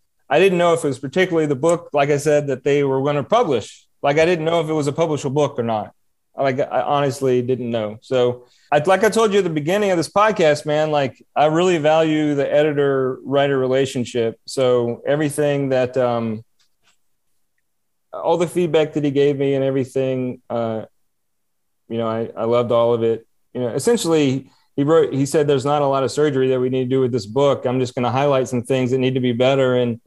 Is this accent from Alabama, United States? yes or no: yes; Alabama, United States; moved away as an adult; also born or lived in Miami; I wanted to come back home to Alabama